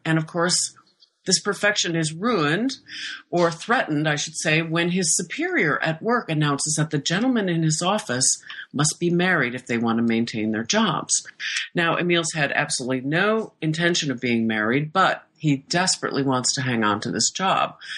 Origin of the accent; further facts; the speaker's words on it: Iowa, United States; moved away as an adult; also born or lived in Stockholm; I was born and raised in Iowa